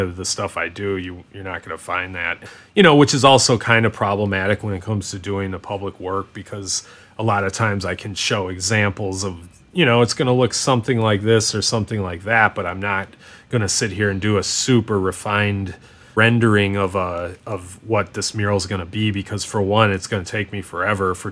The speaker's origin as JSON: {"language": "English", "country": "United States", "said": "people thought I was from Canada instead of being from the US"}